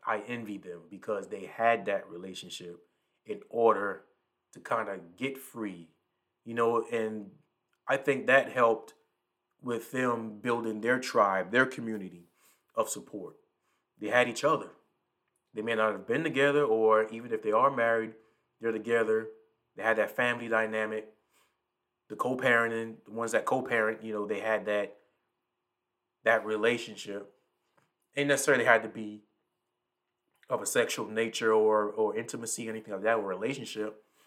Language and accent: English; the Lowcountry, the South, United States; I'm from the South. I'm from the low country